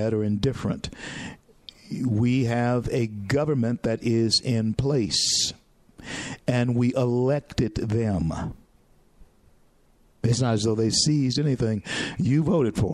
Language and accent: English; Louisiana, United States; moved away; I was born in Louisiana and raised in Louisiana